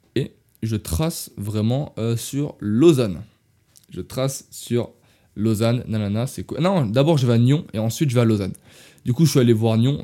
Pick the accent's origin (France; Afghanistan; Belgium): France; je suis français